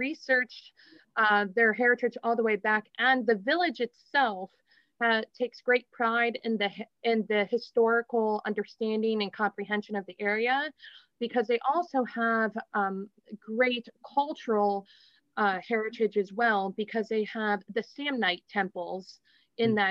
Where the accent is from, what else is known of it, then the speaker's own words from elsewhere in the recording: Canton, Ohio, United States; also born or lived in New Philadelphia, Ohio / Aberdeen, Scotland; I grew up in Canton, Northeast Ohio area